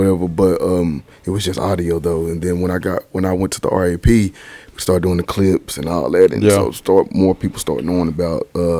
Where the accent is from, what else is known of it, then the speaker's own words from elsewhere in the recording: Ennis, Texas, United States; moved away as an adult; now in Hurst, United States; No, I'm actually from Ennis.